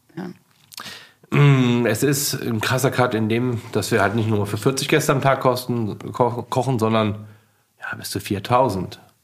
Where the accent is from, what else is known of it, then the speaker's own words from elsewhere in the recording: Leverkusen, North Rhine-Westphalia, Germany; moved away; also born or lived in Sylt; Ich komme aus Leverkusen